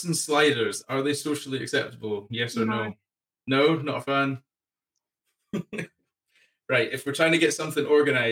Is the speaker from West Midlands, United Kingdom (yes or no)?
yes; Solihull, West Midlands, United Kingdom; I'm Solly Hull, so I'm familiar with that neck of the woods.